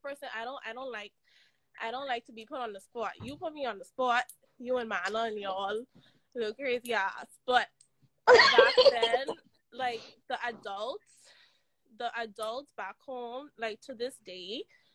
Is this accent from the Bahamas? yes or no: yes; Bahamas; now in Canada; My experience back home in the Caribbean. I'm from the Bahamas.